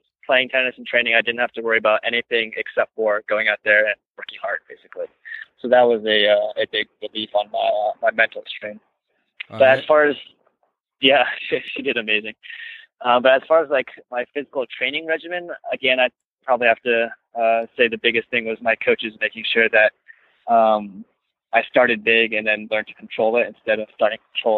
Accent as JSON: {"language": "English", "town": "Irvine", "region": "California", "country": "United States", "tie": "born or raised there", "said": "I grew up in Irvine"}